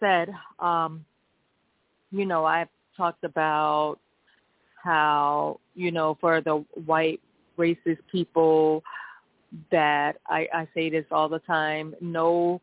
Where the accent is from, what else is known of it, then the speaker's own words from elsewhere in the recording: United States; I am American. My parents are from Mississippi.